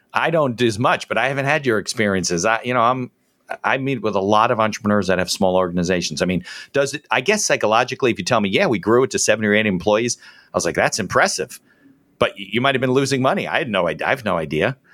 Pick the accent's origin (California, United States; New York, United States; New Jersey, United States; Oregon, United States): New Jersey, United States; growing up in Jersey